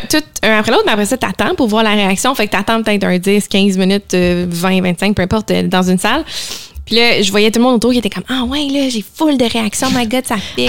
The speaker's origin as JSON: {"language": "French", "town": "Laval", "region": "Quebec", "country": "Canada", "tie": "born or raised there", "also_born_or_lived": "Montreal", "said": "on a grandi à Laval"}